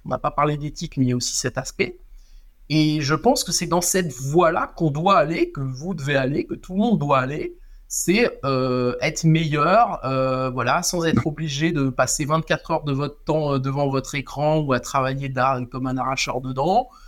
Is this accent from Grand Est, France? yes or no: yes; Strasbourg, Grand Est, France; je viens de Strasbourg